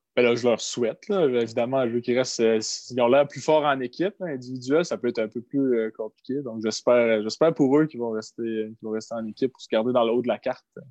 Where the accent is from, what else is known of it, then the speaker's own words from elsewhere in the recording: Gaspésie, Quebec, Canada; je viens de la Gaspésie, fait que la caissière à l'épicerie, elle me reconnaît